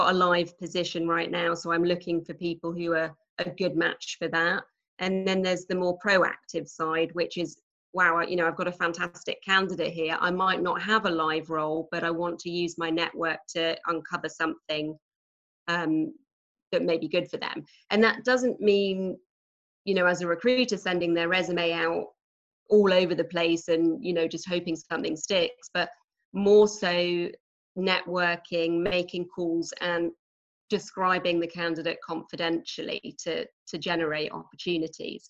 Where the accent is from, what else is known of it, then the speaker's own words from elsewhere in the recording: Norwich, East of England, United Kingdom; moved away as an adult; now in Texas, United States; As you can probably tell from my accent, I'm not a native Texan. Yes. And so I actually come from quite a small city in the UK called Norwich.